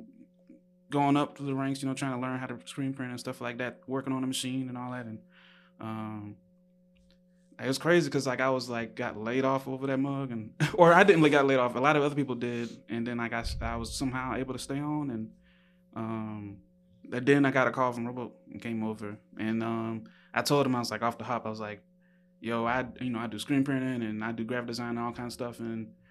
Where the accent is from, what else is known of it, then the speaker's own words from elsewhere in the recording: Savannah, Georgia, United States; moved away as an adult; also born or lived in Birmingham, Alabama; now in Chicago, United States; I come from Savannah, Georgia, born in Birmingham, Alabama, and I spent most of my time in Savannah, Georgia